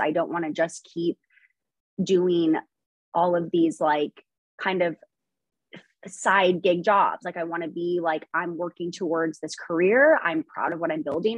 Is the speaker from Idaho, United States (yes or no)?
yes; Idaho, United States; I was born in Idaho. I grew up here.